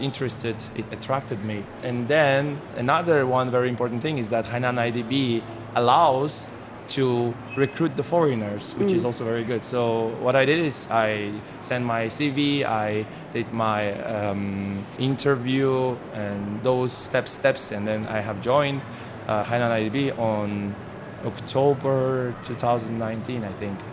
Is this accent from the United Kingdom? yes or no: no; Kazakhstan; moved away as an adult; now in Haikou, China; Even though I'm from Kazakhstan, it's like very far away place